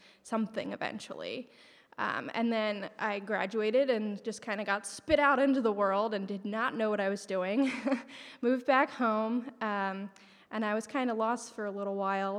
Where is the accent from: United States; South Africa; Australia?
United States; Pennsylvania; moved away as an adult; also born or lived in Western New York; I grew up in Pennsylvania.